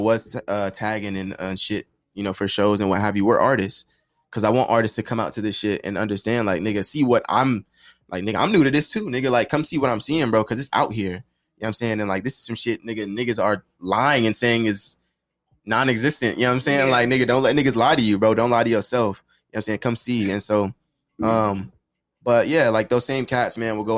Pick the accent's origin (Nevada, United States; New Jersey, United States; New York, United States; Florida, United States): Nevada, United States; Las Vegas; I'm born and raised in Vegas